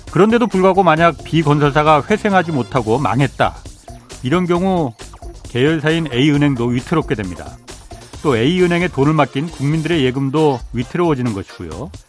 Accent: Boryeong, South Chungcheong, South Korea; 제 고향이 보령입니다.

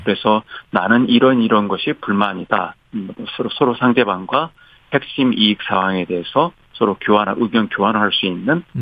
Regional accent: South Korea; now in United States; 한국 사람으로서

